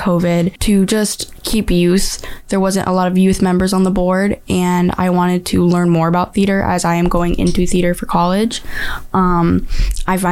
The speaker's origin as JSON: {"language": "English", "town": "Chicopee", "region": "Massachusetts", "country": "United States", "said": "I'm from Chicopee."}